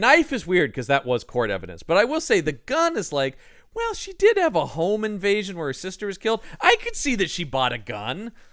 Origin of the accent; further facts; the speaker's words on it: United States; I'm an American